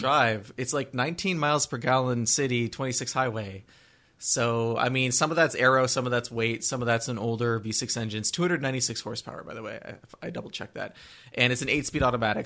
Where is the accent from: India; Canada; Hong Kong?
Canada; southern Quebec; I grew up near Vermont, near the Vermont border in southern Quebec.